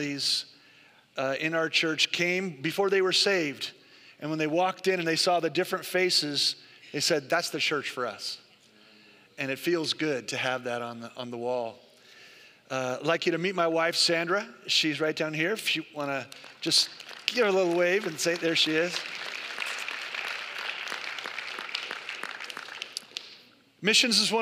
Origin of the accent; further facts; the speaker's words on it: the Bay Area, California, United States; I'm from the Bay Area